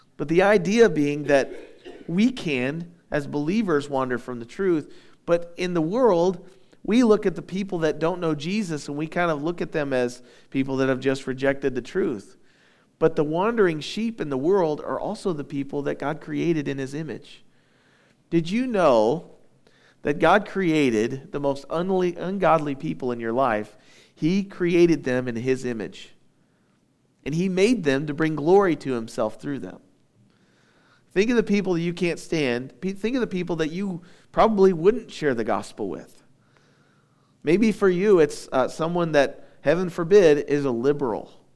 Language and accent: English; United States; we're Americans